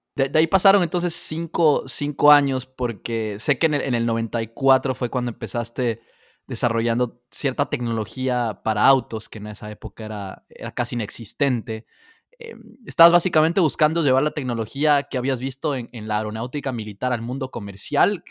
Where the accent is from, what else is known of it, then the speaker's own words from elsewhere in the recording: Ecuador; yo que crecí en Ecuador